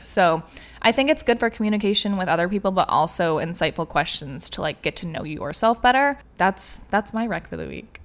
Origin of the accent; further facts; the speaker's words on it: Michigan, United States; moved away; we're both from Michigan, so we were going home for like a month